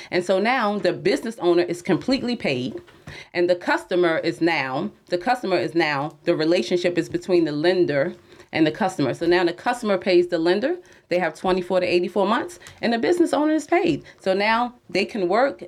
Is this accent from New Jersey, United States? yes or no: yes; Jersey City, New Jersey, United States; I'm from Jersey City